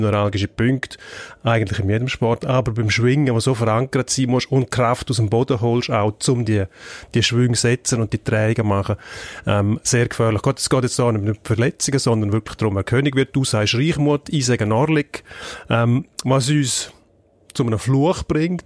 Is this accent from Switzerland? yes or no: yes; Graubünden, Switzerland; der Bündner als Bündner